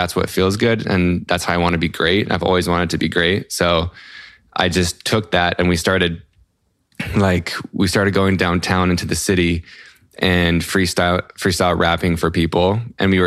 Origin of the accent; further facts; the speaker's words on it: Salt Lake City, Utah, United States; I'm from Salt Lake City, Utah in the US.